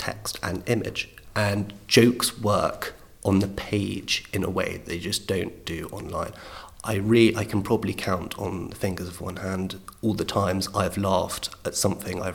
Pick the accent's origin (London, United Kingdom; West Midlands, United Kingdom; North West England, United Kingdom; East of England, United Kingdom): London, United Kingdom; growing up in London, I was born in 1988.